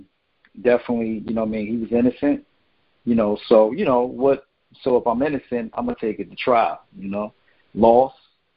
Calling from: New Jersey, United States; from New Jersey.

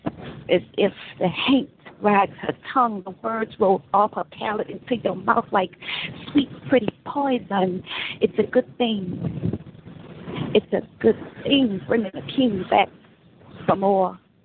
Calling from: San Francisco, California, United States; Hey, this is … I'm calling from San Francisco.

